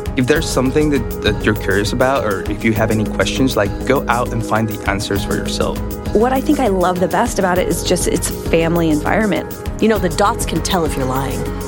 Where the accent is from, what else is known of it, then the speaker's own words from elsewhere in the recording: Hampshire, South East England, United Kingdom; grew up in Hampshire in England